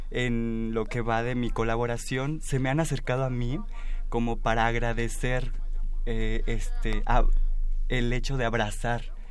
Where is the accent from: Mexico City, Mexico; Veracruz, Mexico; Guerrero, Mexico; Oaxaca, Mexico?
Oaxaca, Mexico; yo soy de Oaxaca también